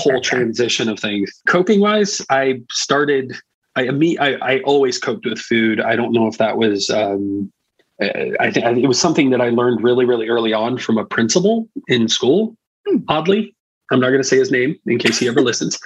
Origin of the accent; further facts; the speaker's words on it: Indiana, United States; also born or lived in Florida; I was born in Florida, and my parents uh, during the 80s decided that there, there, was more money to be made in Indiana and the RV industry. My dad mm. was in construction and things. And so we moved to Indiana, and I've been in Indiana for the better part of my life, for most of my life. So I live in Northern Indiana